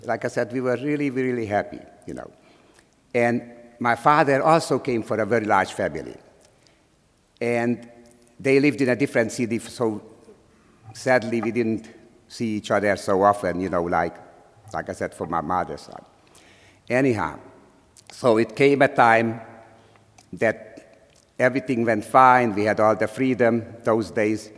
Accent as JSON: {"language": "English", "country": "Slovakia", "tie": "born or raised there", "second_language": "English", "moved": "as an adult", "lives_now": "United States", "said": "I was born in Czechoslovakia, in a small town near the Hungarian border. So we were speaking Czech or Slovak, Slovakia now, and also we were speaking Hungarian."}